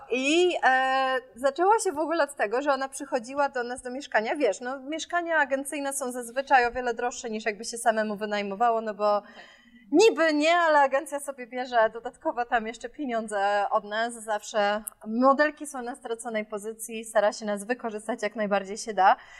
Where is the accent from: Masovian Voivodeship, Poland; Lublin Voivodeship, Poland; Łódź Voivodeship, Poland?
Masovian Voivodeship, Poland; Warsaw; moved away; Ja jestem z Żoliborza w Warszawie, więc my mamy obok, e, Lasek Bielański